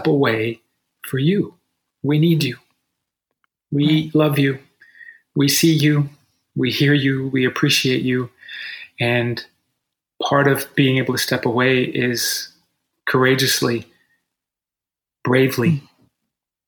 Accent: United States; as Americans

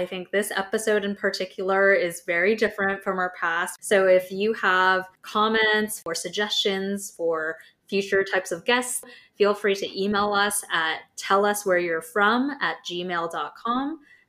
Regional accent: United States; From being American, I'm definitely the most proud of our roots of America exists because we defected from England.

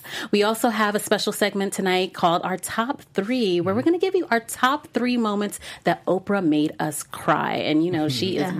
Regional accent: Miami, Florida, United States; born there; also born or lived in Brooklyn / Virginia; I was born in Miami, but I lived there as an adult. I didn't grow up there, but I lived in other cities. I lived in Brooklyn. I lived in Virginia.

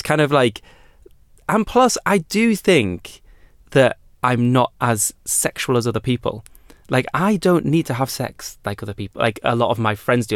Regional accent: United Kingdom; I've always known my privilege as being a British person

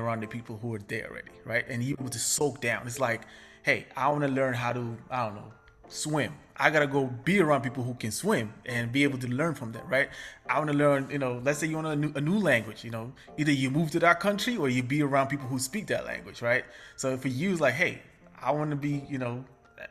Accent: Chicago, Illinois, United States; I grew up in Chicago

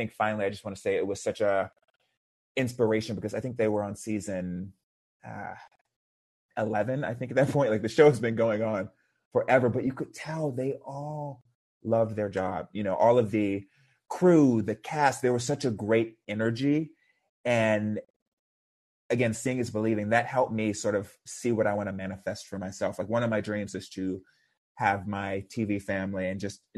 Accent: Houston, Texas, United States; I grew up in Houston, Texas, which is a pretty conservative environment

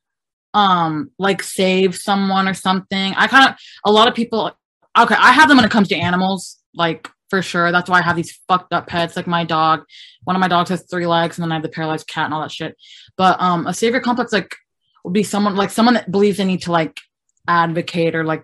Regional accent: California, United States; now in Texas, United States; growing up in California

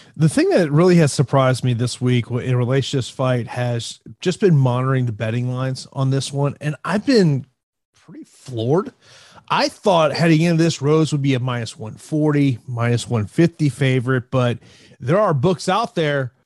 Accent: Tampa, Florida, United States; my hometown of Tampa, Florida

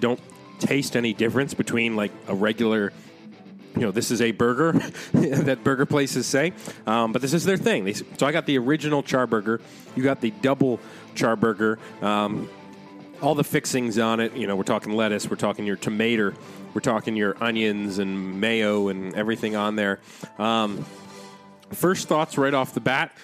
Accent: United States; as an American

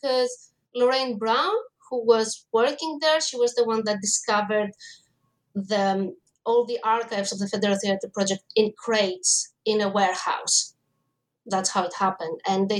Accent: Greece; I mean, I grew up in Greece and theater was everywhere.

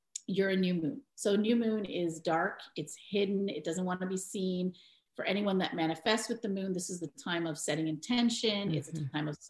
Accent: Toronto, Ontario, Canada; also born or lived in Mumbai, India; I was born and raised in Toronto, Canada

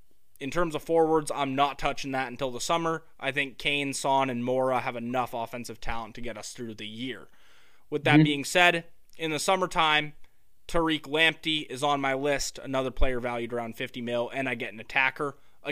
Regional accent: London, United Kingdom; I'm from London, you'd think I would know, you know, what neighborhood Tottenham's in.

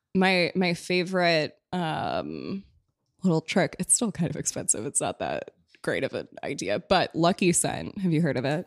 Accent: Minneapolis, Minnesota, United States; now in New York, United States; I'm from Minneapolis

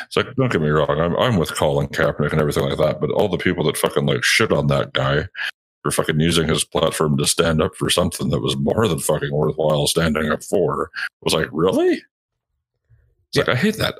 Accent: Canada; I'm fucking Canadian

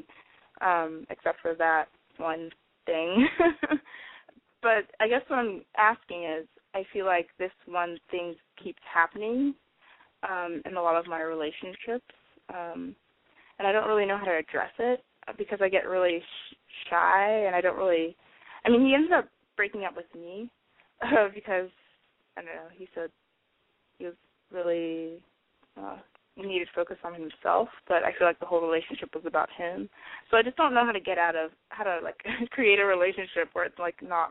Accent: North Carolina, United States; moved away as an adult; also born or lived in Washington State; now in Washington, United States; I'm from North Carolina, but I go to school in Washington State.

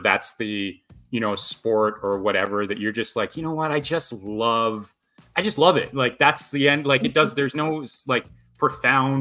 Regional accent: Canada; as a Canadian kid

